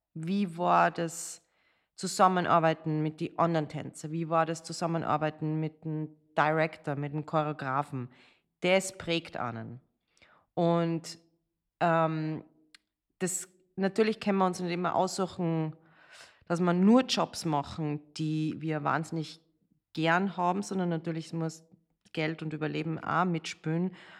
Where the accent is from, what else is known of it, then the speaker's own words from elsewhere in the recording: Salzburg, Austria; moved away as an adult; also born or lived in Amsterdam / New York / Las Vegas / Los Angeles; ich bin in Salzburg geboren, äh, habe in der Ballettschule von meiner Mama